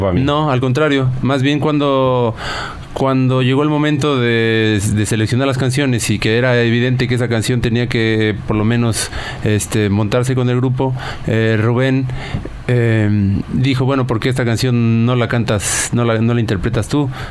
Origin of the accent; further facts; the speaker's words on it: Naucalpan, State of Mexico, Mexico; en el barrio donde crecimos, en Ciudad Satélite, que es, una, es un suburbio de la Ciudad de México